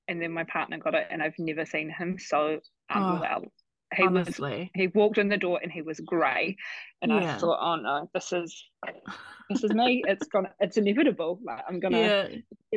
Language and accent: English; Christchurch, Canterbury, New Zealand; also born or lived in Canada; now in Tauranga, New Zealand; I'm originally from Christchurch, but living in Tauranga with my fiance, Brad.